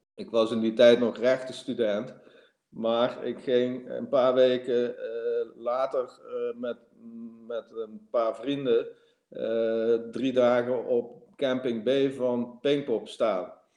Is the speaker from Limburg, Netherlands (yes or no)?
yes; Limburg, Netherlands; moved away as an adult; also born or lived in Amsterdam; ik ga terug naar het zuiden verhuizen waar ik vandaan kom. Want dat is meer mijn omgeving. En hier ben ik, ben ik een Limburger in Amsterdam.